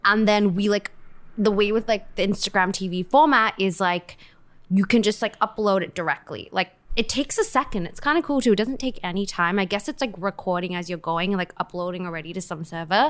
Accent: Perth, Western Australia, Australia; moved away; I'm from Australia.

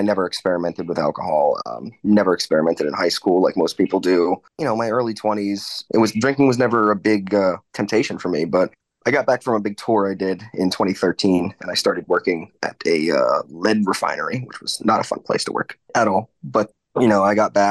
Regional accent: Orange County, New York, United States; also born or lived in Manhattan, New York City; But when I was about 8, I moved up to Orange County, New York, the Hudson Valley, upstate New York, about an hour north of the city.

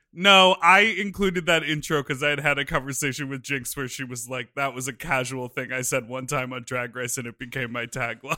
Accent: Evanston, Illinois, United States; I grew up in Evanston, which is the town next to Wilmette

